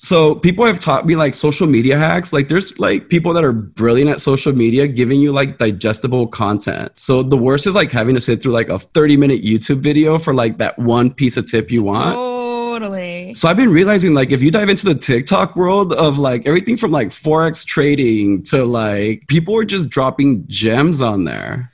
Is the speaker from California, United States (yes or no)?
yes; Los Angeles, California, United States; I grew up in South Central LA, so I was like 12 years old when the LA riots broke out down the street from my house.